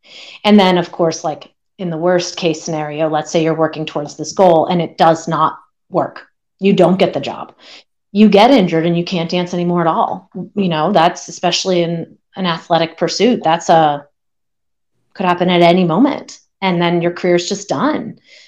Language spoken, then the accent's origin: English; Pennsylvania, United States; I grew up in Pennsylvania, and growing up more on the East Coast, there were just so many options of where you could train